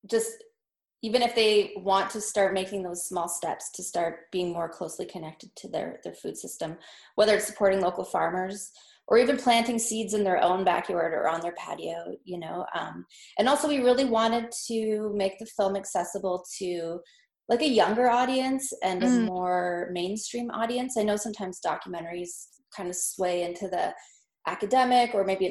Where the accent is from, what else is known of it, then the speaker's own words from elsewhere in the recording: Northwest Territories, Canada; we're from the Northwest Territories